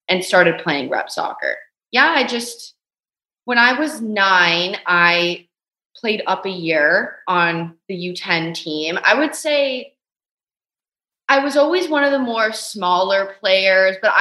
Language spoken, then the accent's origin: English; Canada; we're both Canadian